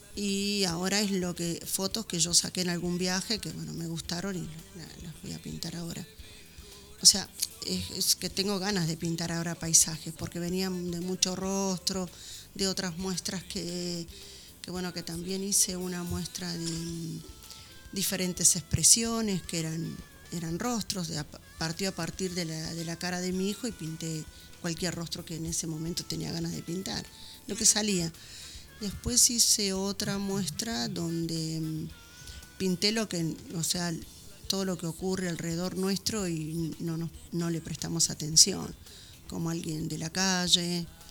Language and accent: Spanish; Buenos Aires, Argentina; also born or lived in San Juan, Argentina; había venido muy chica a vivir con ellos acá a Buenos Aires, porque en realidad nací en San Juan